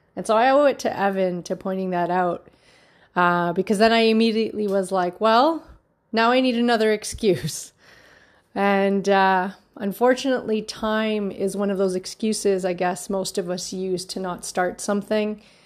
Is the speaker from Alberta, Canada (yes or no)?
no; Markham, Ontario, Canada; also born or lived in Toronto, Canada; born and raised in Markham